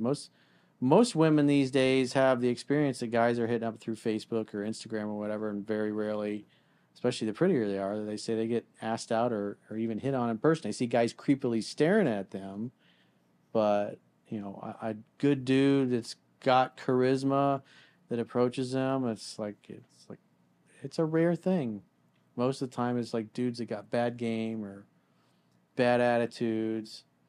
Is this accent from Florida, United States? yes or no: yes; South Florida, United States; growing up in South Florida and going to school down here